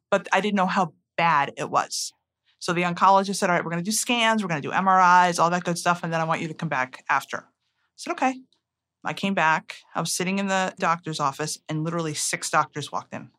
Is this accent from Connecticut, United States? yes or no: yes; Connecticut, United States; I grew up in Connecticut.